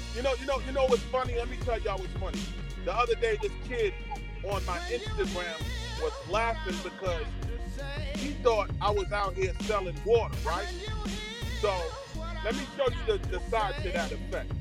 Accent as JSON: {"language": "English", "town": "New York City", "region": "New York", "country": "United States", "said": "I'm originally from Flatbush, Brooklyn"}